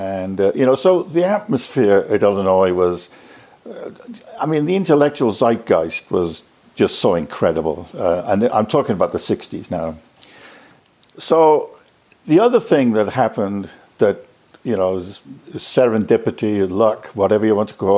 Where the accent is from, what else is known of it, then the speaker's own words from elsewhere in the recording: United Kingdom; moved away as an adult; also born or lived in Loughborough / United States / Norway; I'm a Brit, as you can probably detect from the voice.